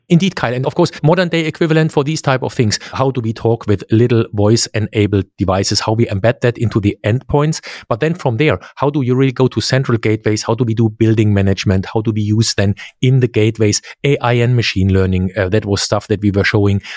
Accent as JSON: {"language": "English", "region": "Central Germany", "country": "Germany", "tie": "born or raised there", "second_language": "English", "said": "grew up in central Germany."}